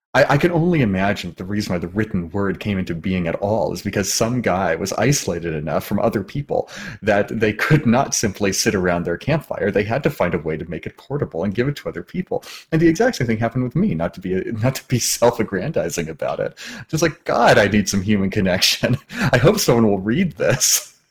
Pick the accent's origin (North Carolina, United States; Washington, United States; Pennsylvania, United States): Washington, United States; moved away as an adult; also born or lived in California; I left my home state of Washington and traveled to California to go to school to be an actor